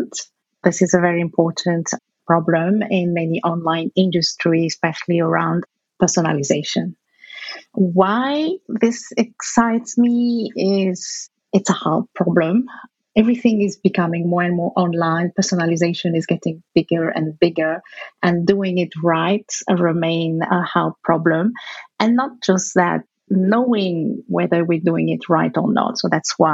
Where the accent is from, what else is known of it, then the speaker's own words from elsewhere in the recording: Algeria; moved away; where I grew up in Algeria